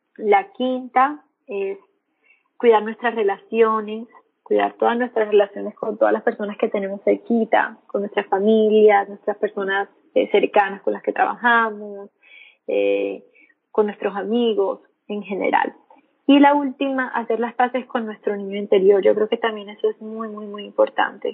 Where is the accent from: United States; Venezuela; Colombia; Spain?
Colombia; Montería, Córdoba; moved away as an adult; now in Medellín, Colombia; yo ahí en ese entonces estaba en Montería, que es donde la, de, de donde soy, donde vivo, donde vivía, perdón, en ese tiempo